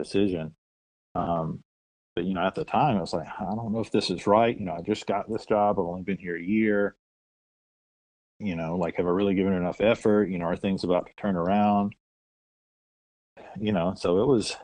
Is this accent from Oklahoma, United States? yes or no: no; North Mississippi, United States; I'm from North Mississippi.